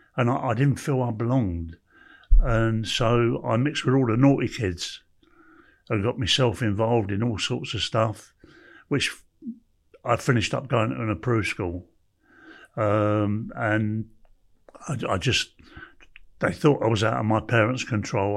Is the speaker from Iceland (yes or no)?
no; London, United Kingdom; I was born in Camden Town